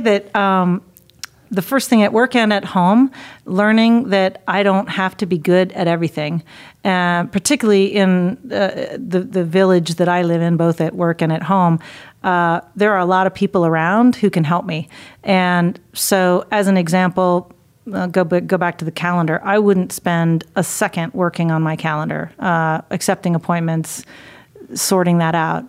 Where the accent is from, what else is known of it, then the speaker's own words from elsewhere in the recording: Dayton, Ohio, United States; moved away; my hometown in Dayton